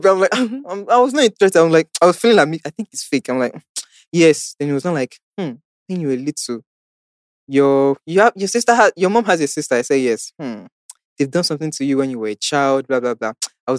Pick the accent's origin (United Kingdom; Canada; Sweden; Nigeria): Nigeria; Ibadan, Oyo; So I said, but I'm from Ibadan. Do you not expect me to go back all the way to Ibadan? I don't live in Lagos.